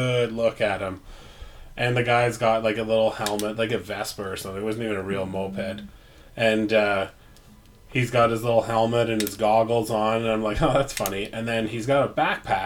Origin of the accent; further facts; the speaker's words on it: Canada; being polite Canadian gentlemen